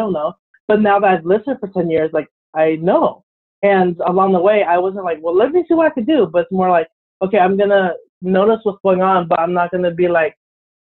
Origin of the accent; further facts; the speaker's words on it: Orange County, California, United States; now in San Diego, United States; growing up in Orange County